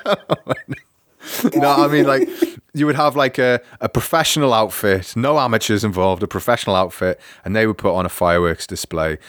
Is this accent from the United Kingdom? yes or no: yes; United Kingdom; moved away as an adult; also born or lived in Newcastle; now in Augsburg, Germany; as a British person